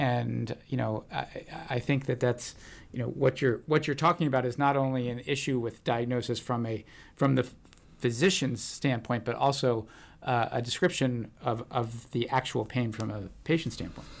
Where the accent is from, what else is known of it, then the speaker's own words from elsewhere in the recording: United States; now in Santa Barbara, United States; I was brought up uh, right outside of D.C.